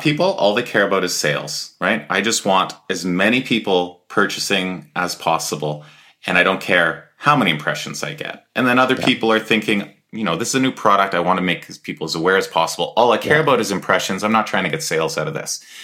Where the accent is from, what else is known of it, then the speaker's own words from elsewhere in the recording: Edmonton, Alberta, Canada; we're both from Edmonton area